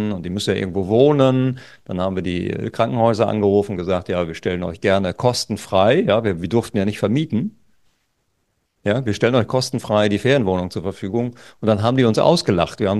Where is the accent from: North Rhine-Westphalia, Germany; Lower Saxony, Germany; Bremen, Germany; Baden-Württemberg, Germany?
Lower Saxony, Germany; Wir hatten zum Beispiel an der Küste, wo ich herkomme, an der Nordseeküste, da hatten wir eine Inzidenz von unter fünf.